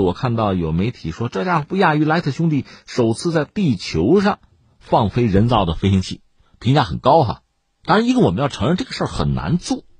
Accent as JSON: {"language": "Chinese", "country": "China", "said": "我们中国人"}